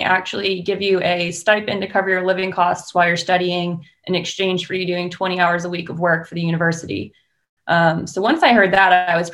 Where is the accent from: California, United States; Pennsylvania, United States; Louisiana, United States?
Pennsylvania, United States; moved away; I'm from Pennsylvania. So naturally I went to Penn State for turf school.